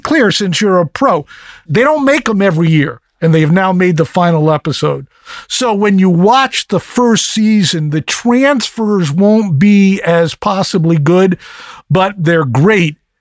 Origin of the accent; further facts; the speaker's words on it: East Coast, United States; moved away; I grew up on the East Coast